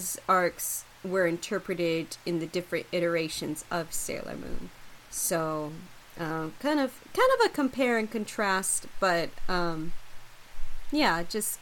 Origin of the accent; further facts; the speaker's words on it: United States; I am half white, half Mexican, third generation Mexican. So I'm very American